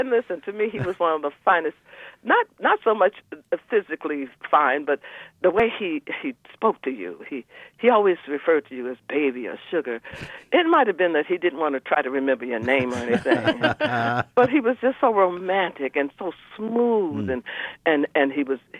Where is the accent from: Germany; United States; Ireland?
United States; Alabama; moved away; I'm from Alabama. I'm a country girl that grew up in the city.